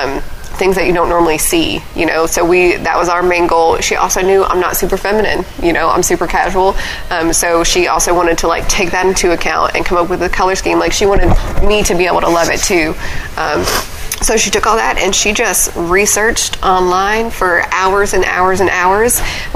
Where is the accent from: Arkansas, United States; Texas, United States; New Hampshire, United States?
Arkansas, United States; Pine Bluff; We lived on the outskirts of Whitehall and Pine Bluff, and my mother taught in Pine Bluff, and I actually went to school in Whitehall.